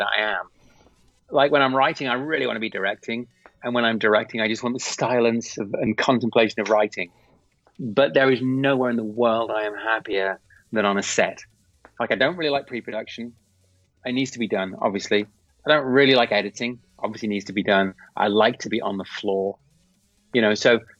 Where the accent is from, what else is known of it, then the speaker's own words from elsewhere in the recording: England, United Kingdom; I'm from England, obviously. So I did lots of work in the UK